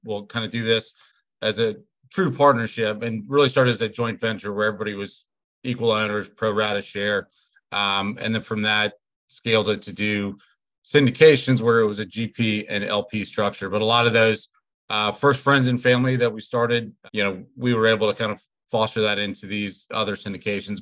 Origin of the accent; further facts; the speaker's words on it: Atlanta, Georgia, United States; moved away as an adult; now in Richmond, United States; I'm originally from Atlanta. Uh, I went to the University of Richmond. That's what brought me up here